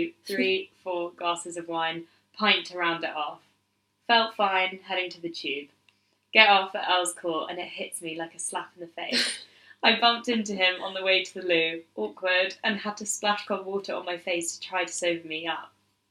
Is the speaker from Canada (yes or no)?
no; United Kingdom; Anymore, and I'm just a British fool.